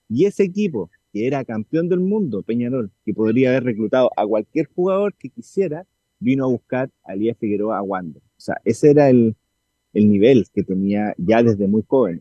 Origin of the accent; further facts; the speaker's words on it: Valparaíso, Chile; ambos somos de Valparaíso, oriundos de Valparaíso